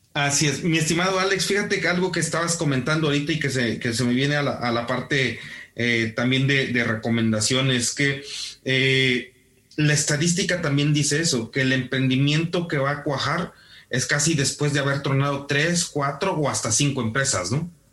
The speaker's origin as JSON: {"language": "Spanish", "country": "Mexico", "said": "como mexicanos"}